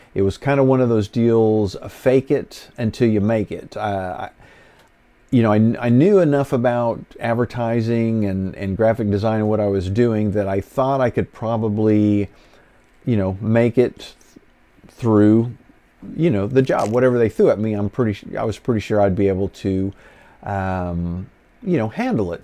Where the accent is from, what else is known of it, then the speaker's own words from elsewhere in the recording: Enid, Oklahoma, United States; coming back to my hometown